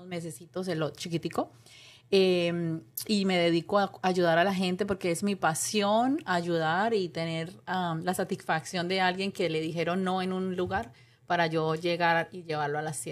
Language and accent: Spanish; Cali, Valle del Cauca, Colombia; now in United States; vine de Colombia, de Cali, y claro, obviamente a los años fue que saqué la licencia.